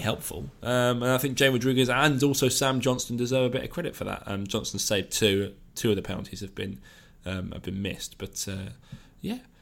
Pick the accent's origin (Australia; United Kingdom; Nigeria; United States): United Kingdom; South Coast, South East England; I grew up on the South Coast